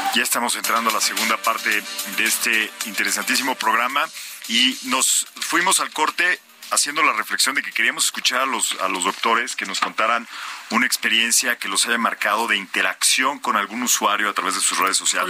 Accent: Mexico

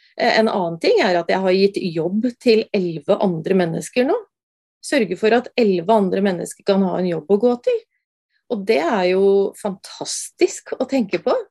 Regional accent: Brumunddal, Innlandet, Norway; jeg er eh, fra Brumunddal og veldig jordnær

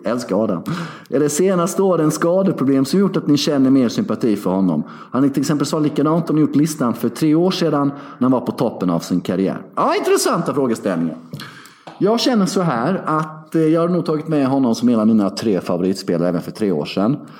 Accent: Sweden; moved away as an adult; now in Belgrade, Serbia; Hemma i Sverige

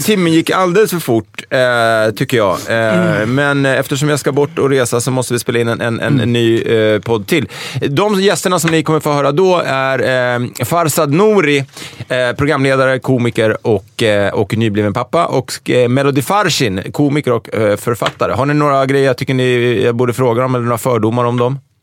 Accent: Stockholm, Stockholm County, Sweden; Brännkyrka kyrka låg väldigt nära där jag växte upp, som är Älvsjö.

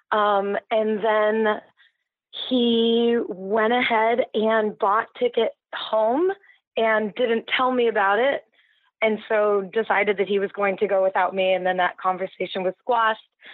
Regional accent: Santa Barbara, California, United States; also born or lived in Mexico; now in San Francisco, United States; I'm from Santa Barbara, and we had a house in Mexico growing up, so we spent all our summers down there

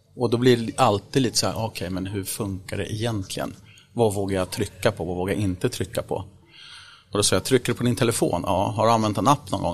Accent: Vaxholm, Stockholm County, Sweden; Jag är född och uppvuxen i Vaxholm utanför Stockholm här, ute på en ö

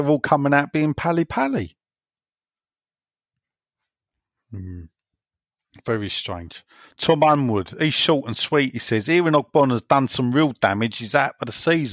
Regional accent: London, United Kingdom; moved away; we grew up in Plaistow. We lived most of our lives there

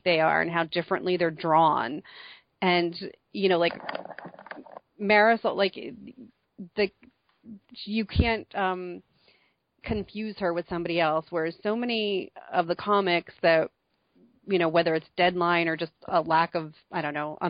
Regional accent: New Jersey, United States; I'm from New Jersey.

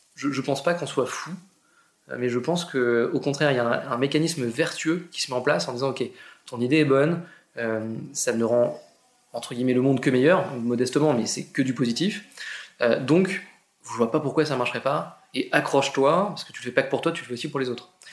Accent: Argentan, Normandy, France; je suis normand, je viens d'Argentan, une petite ville euh, en Normandie, 15 000 habitants

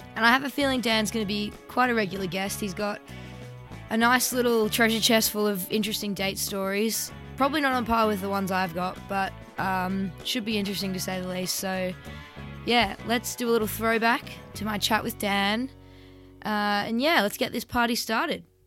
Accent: Melbourne, Victoria, Australia; moved away as an adult; now in London, United Kingdom; I'm originally from Melbourne

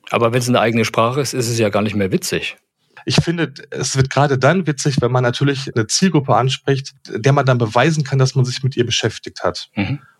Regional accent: North Rhine-Westphalia, Germany; und ich komme aber aus dem Ruhrgebiet

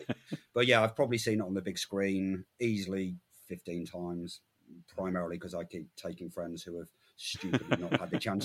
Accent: England, United Kingdom; as an Englishman in the 1980s

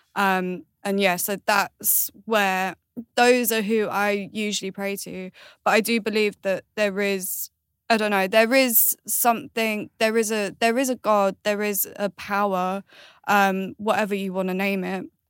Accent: Galway, Connacht, Ireland; I was born in Ireland, which is Galway.

